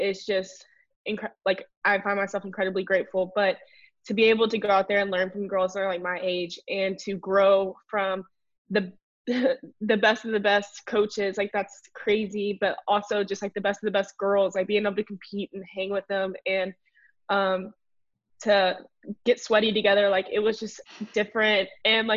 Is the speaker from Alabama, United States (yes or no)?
yes; Bay Minette, Alabama, United States; moved away as an adult; I'm from South Alabama. About 5 hours away, Baymanette